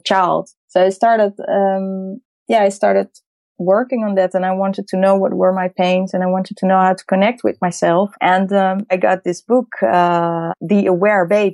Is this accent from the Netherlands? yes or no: yes; Amsterdam, North Holland, Netherlands; I'm from Amsterdam. I was born in Holland